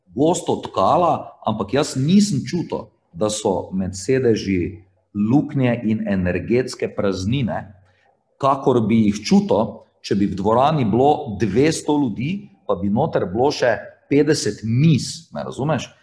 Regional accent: Slovenia

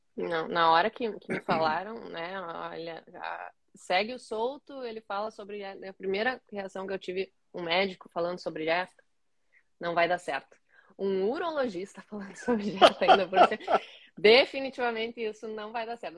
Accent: Caxias do Sul, Rio Grande do Sul, Brazil; me formei em 2012, em Caxias do Sul, a cidade onde eu nasci

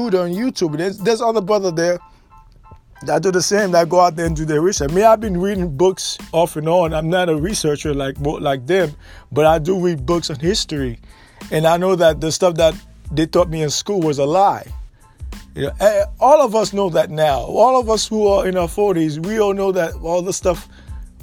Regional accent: United States; We are Aborigines American.

